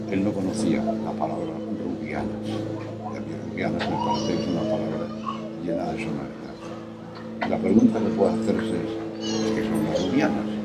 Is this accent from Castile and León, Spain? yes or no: yes; Astorga, Castile and León, Spain; Y entonces yo nací en Astorga porque mi abuela materna vivía en Astorga.